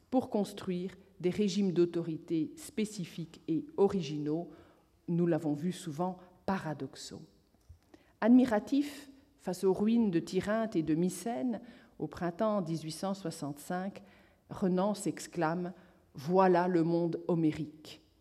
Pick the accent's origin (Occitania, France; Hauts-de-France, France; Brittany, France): Occitania, France; Toulouse; ce, n'est pas parce que je viens de Toulouse